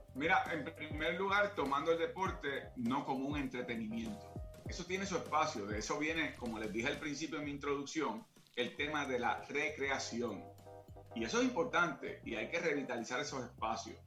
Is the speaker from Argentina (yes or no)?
no; Caguas, Puerto Rico; yo soy de Caguas, condado moderno, yo vivía al lado de la cancha entre la Manuela Toro y la casa donde yo vivo y o eh, donde crecí y donde todavía vive mi familia